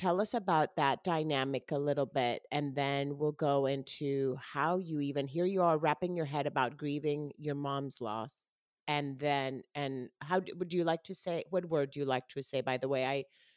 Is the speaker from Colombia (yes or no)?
yes; Colombia; first language Spanish; now in United States; I was born and raised in Colombia. My mom is Colombian. So Spanish is my first language